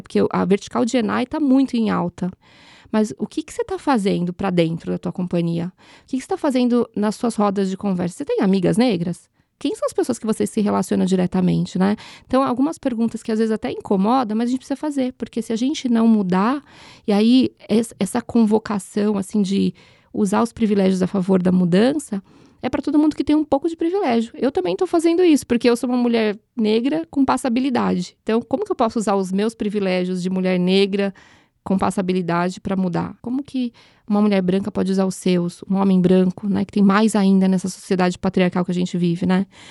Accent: São Paulo, Brazil; Nasci num curtiço na freguesia do Ó

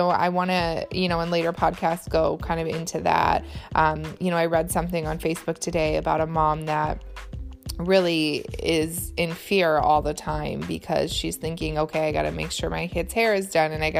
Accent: Michigan, United States; also born or lived in Boston; I'm from Michigan

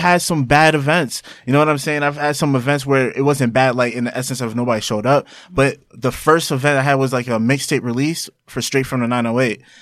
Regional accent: Roselle, New Jersey, United States; also born or lived in Elizabeth, New Jersey; I was born and raised in Jersey.

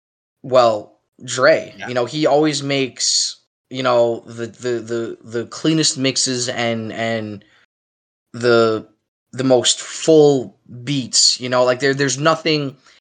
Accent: South Jamaica, Queens, New York, United States; in the same neighborhood 50 Cent is from. You know, we're both from South Jamaica, Queens

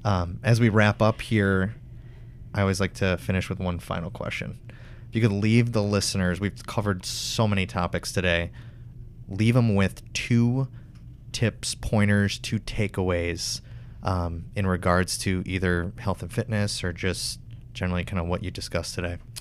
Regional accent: Wisconsin, United States; I'm from Wisconsin

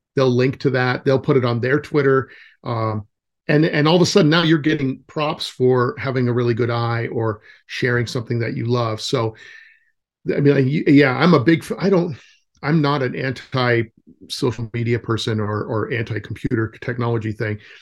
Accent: California, United States; moved away; I'm from California, so, originally

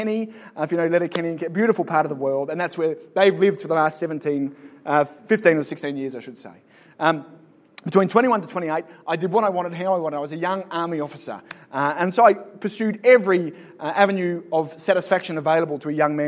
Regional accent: Sydney, New South Wales, Australia; moved away as an adult; now in Northern Ireland, United Kingdom; So I'm from Australia, from Sydney, born and bred there.

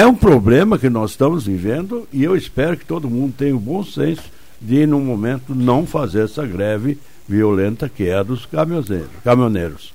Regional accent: Brazil; quando era guri, lá em Trombuto.

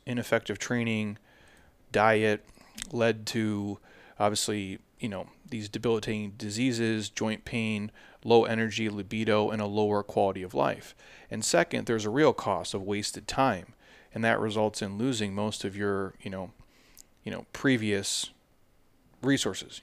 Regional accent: Midwest, United States; I grew up in the Midwest

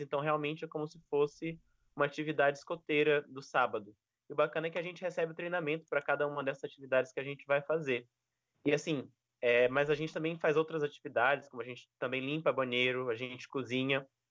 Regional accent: Maranhão, Brazil; also born or lived in Foz do Iguaçu; now in Gilwell Park, United Kingdom; eu sou do Maranhão

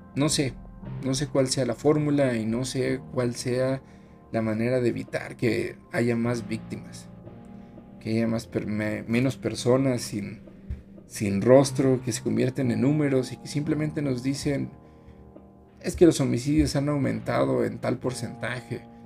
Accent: Mexico; así somos los mexicanos

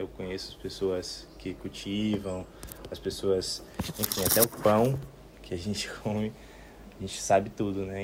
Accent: Salvador, Bahia, Brazil; also born or lived in Serra Grande; eu sou de Salvador

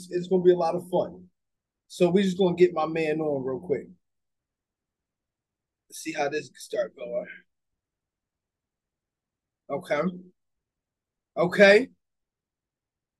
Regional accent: Atlantic City, New Jersey, United States; also born or lived in Egg Harbor Township, New Jersey; when I grew up in Atlantic City, and I played for Pleasantville

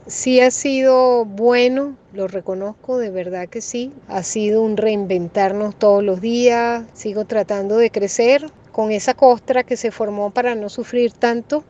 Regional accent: Venezuela; now in United States; Mi patria sigue siendo Venezuela y nunca olvido mi país, nunca olvido Venezuela

